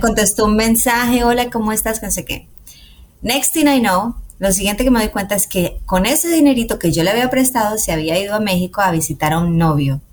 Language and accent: Spanish; Colombia; los colombianos amamos la música mariachi